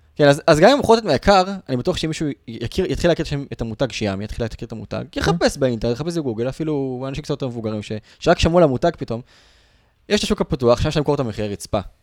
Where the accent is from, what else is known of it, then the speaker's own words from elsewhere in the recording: Israel; בתור ישראלים